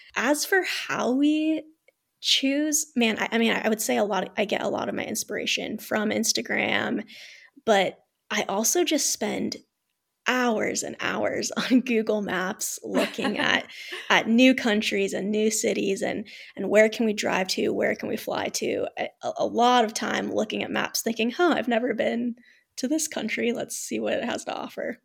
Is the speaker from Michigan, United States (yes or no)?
no; Ohio, United States; moved away as an adult; also born or lived in Utah / Colorado / New Mexico; now in Vienna, Austria; I was born and raised in Ohio